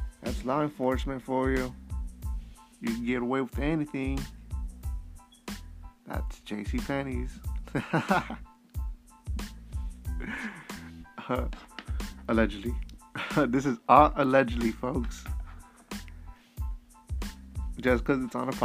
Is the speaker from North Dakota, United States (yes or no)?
no; Idaho, United States; Growing up in Idaho